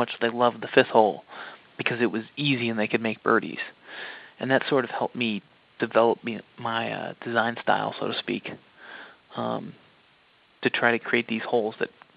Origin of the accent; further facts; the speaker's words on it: West Chicago, Illinois, United States; we grew up around St. Andrews Golf Club out in West Chicago, Illinois.